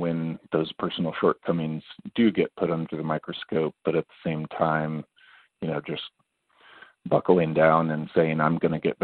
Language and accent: English; between Kansas and Nebraska, Midwest, United States; also born or lived in California; now in Kansas City, United States; I'm originally from California. I grew up in the Midwest, between Kansas and Nebraska, for a long time